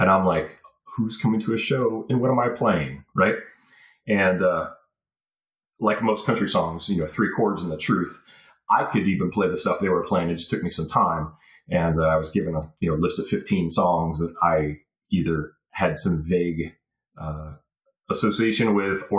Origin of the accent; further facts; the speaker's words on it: North Carolina, United States; born there; And I'm like, conveniently, I was born in North Carolina, yet we do not sound the same.